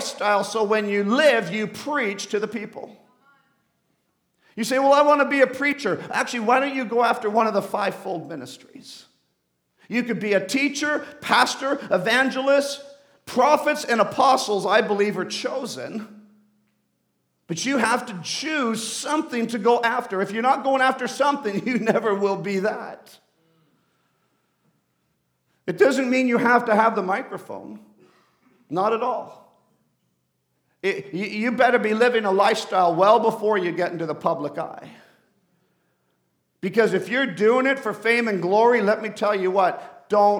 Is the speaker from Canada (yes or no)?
no; Bogotá, Colombia; moved away; I'm off to Colombia, to Bogota, where I was actually born